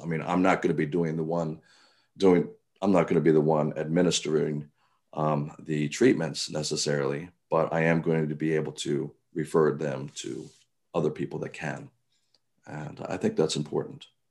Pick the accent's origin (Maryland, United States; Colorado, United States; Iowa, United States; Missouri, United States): Maryland, United States; Cambridge; now in Baltimore, United States; I grew up on the Eastern Shore, um, Cambridge, Maryland